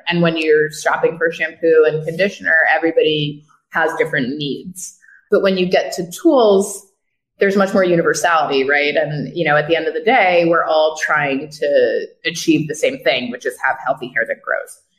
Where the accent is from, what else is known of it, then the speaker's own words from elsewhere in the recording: Westchester, New York, United States; also born or lived in Brooklyn, New York; I grew up in the yeah. Westchester. Grew up in the Burbs.